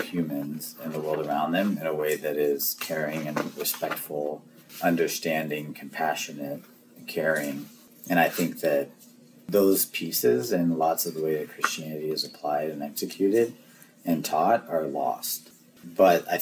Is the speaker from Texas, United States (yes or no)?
yes; El Paso, Texas, United States; I grew up in El Paso. Like, I have a very different experience. Growing up on the border is, like, a different environment